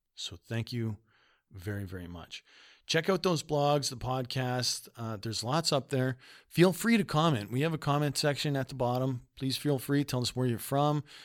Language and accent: English; Canada; also born or lived in Winnipeg, Manitoba; we're young people from Canada.